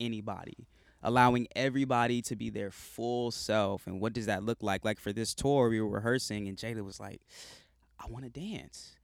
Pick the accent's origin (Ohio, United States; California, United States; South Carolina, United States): South Carolina, United States; now in Los Angeles, United States; I'm from South Carolina originally. I live in L A now